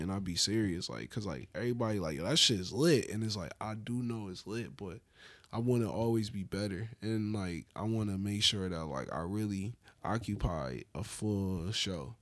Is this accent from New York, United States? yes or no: yes; Buffalo, New York, United States; growing up in Buffalo